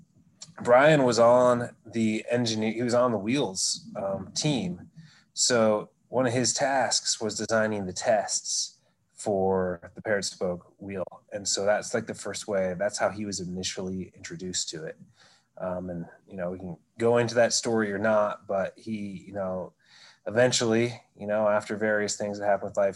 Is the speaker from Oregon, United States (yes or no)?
yes; Oregon, United States; growing up in Oregon